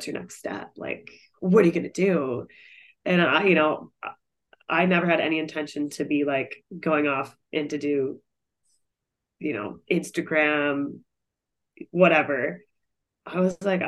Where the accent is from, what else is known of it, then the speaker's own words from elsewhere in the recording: North Bend, Washington, United States; moved away as an adult; also born or lived in South Florida / Russia; I'm from Seattle, outside of Seattle, a small town called North Bend, Washington